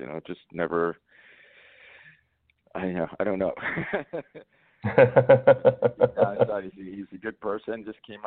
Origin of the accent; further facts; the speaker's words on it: New York City, New York, United States; moved away as an adult; now in Los Angeles, United States; I was born in Queens